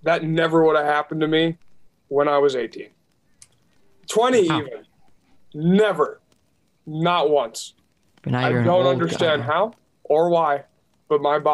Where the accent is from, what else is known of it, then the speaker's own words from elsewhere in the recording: Minnesota, United States; I'm from Minnesota